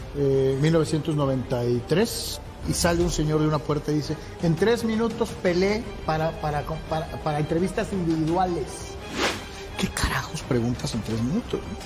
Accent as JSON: {"language": "Spanish", "town": "Guadalajara", "region": "Jalisco", "country": "Mexico", "said": "soy de Guadalajara"}